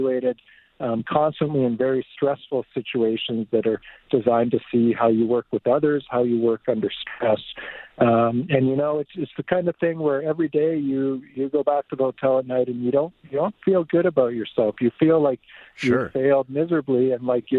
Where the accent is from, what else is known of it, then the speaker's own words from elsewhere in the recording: Two Hills, Alberta, Canada; also born or lived in Fort Saskatchewan, Alberta; I was born in Fort Saskatchewan, but I grew up mostly on a farm east of there, so by Two Hills. I went to school in Two Hills.